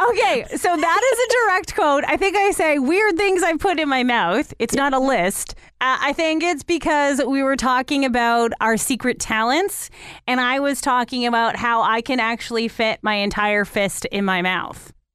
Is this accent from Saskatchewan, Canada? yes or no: no; Toronto, Ontario, Canada; now in London, Canada; I grew up in Toronto, well, just outside of it.